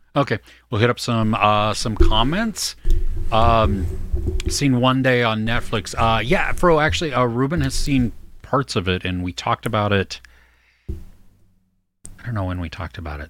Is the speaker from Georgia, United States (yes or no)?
no; California, United States; I'm totally Californian.